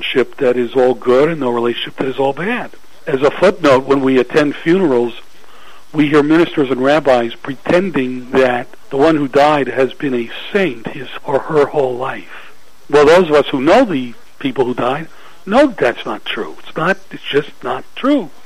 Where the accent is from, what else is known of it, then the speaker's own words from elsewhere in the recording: Atlanta, Georgia, United States; I grew up in Atlanta